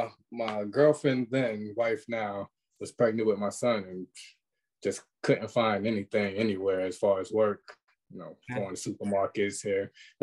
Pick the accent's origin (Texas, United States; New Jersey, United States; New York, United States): New York, United States; New York City; I'm from Brooklyn.